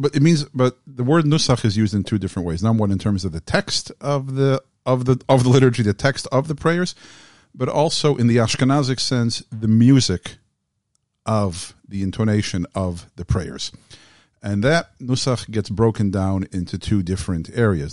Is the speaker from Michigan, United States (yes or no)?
yes; Southfield, Michigan, United States; I grew up in Southfield, Michigan